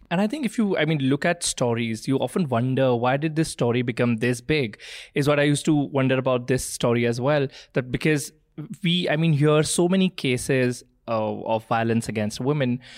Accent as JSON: {"language": "English", "town": "Jalandhar", "region": "Punjab", "country": "India", "tie": "born or raised there", "said": "am born and brought up in Punjab"}